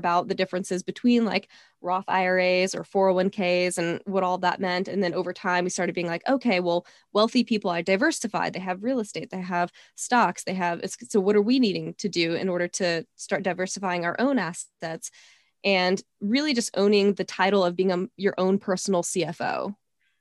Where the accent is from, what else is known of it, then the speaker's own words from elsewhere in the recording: Texas, United States; growing up in Texas, that was something, you know, it's kind of in my Southern roots